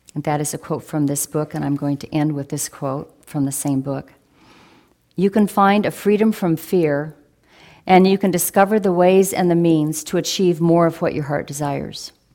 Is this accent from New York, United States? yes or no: no; Oregon, United States; a young person growing up in Rillsburg, Oregon